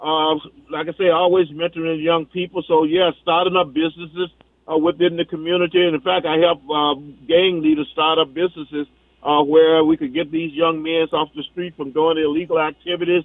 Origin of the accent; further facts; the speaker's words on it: Natchez, Mississippi, United States; moved away as an adult; now in Minneapolis, United States; I'm originally from Natchez, Mississippi.